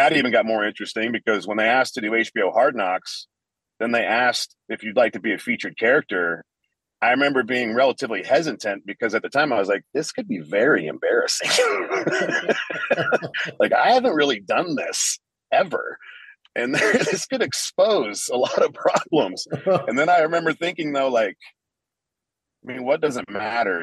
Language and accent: English; Central Illinois, United States; moved away as an adult; now in Las Vegas, United States; I mainly live in Las Vegas because I am from Central Illinois